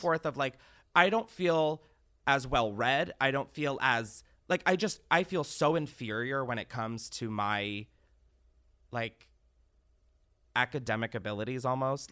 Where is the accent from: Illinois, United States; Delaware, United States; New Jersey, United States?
Delaware, United States; I grew up literally in Delaware, no ties to entertainment, anything.